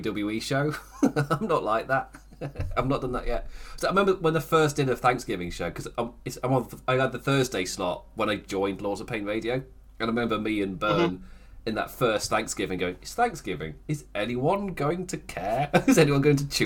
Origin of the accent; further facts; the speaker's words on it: United Kingdom; As a British person